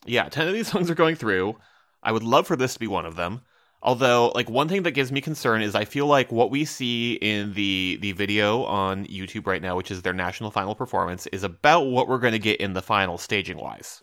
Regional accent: Midwest, United States; as a Midwesterner

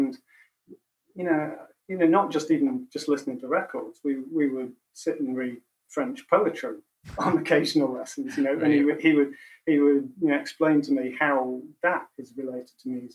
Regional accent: Macclesfield, North West England, United Kingdom; when I was growing up in Macclesfield.

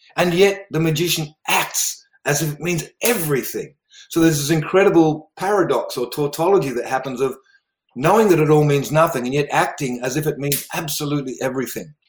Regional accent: River Murray region of South Australia, Australia; also born or lived in Netherlands; I actually grew up in Australia, uh, in the River Murray region of South Australia.

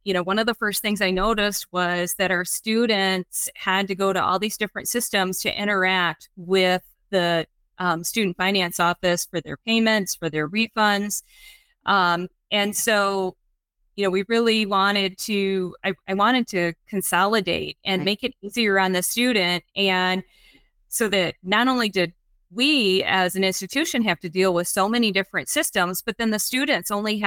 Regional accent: Michigan, United States; moved away as an adult; now in San Antonio, United States; I was born and raised in Michigan

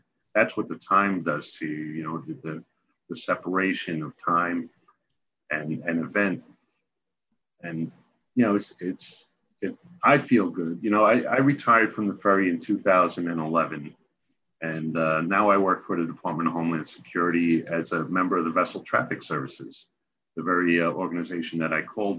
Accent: New York, United States; but being a New Yorker, getting up every day, doing your job.

